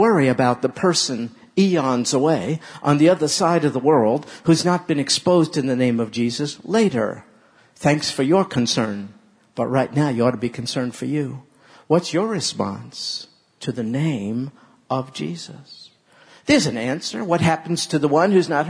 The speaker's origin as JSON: {"language": "English", "region": "New York", "country": "United States"}